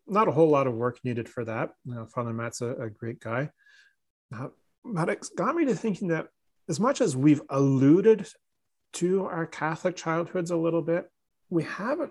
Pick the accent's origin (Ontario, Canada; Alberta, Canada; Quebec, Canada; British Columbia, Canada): Ontario, Canada; Newmarket; the parish or the town I grew up in Newmarket